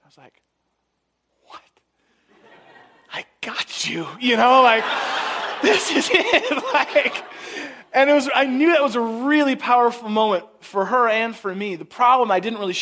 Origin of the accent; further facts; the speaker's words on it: San Francisco, California, United States; now in Chicago, United States; I grew up in San Francisco